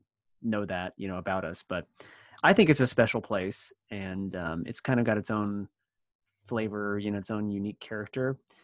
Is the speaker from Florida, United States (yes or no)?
yes; Florida, United States; born or raised there